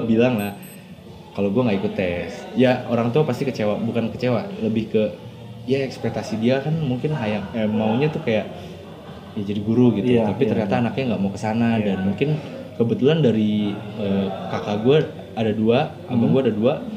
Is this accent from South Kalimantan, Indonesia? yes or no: no; Cirebon, West Java, Indonesia; moved away as an adult; also born or lived in Bandung; gue dari Cirebon